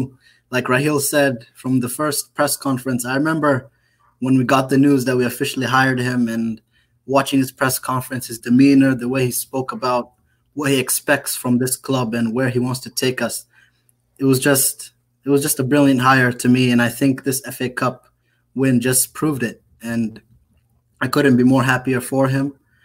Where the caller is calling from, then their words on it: Charlotte, North Carolina, United States; Charlotte, North Carolina.